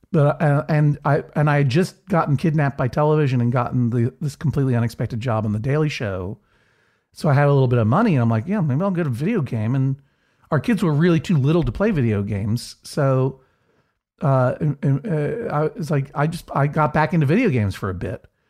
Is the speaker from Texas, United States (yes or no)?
no; Brookline, Massachusetts, United States; the Coolidge Corner Theater in Brookline, Massachusetts, my hometown